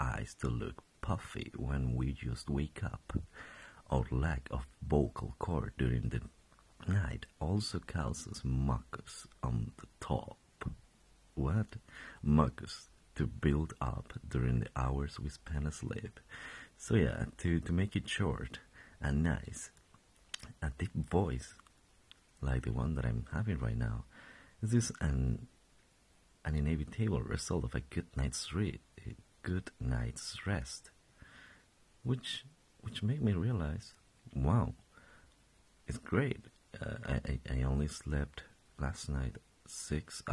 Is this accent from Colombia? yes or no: yes; Colombia; English is a second language; moved away as an adult; now in Stockholm, Sweden; I was born and raised in Colombia. I've been living there for my past 22 years.